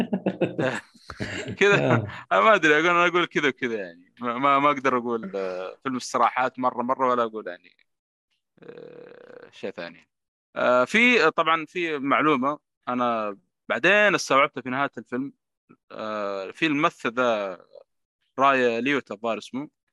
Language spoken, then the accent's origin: Arabic; Saudi Arabia; عندنا في السعودية